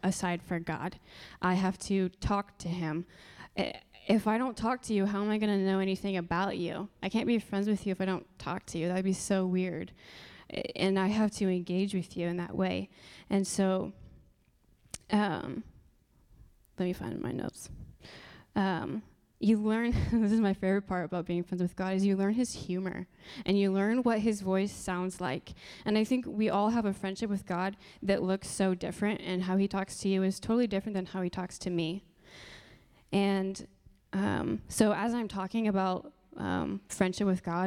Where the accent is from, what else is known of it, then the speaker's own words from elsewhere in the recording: Marion, Indiana, United States; also born or lived in Upland, Indiana / San Dimas, California; I am a local, so I grew up in Marion in Upland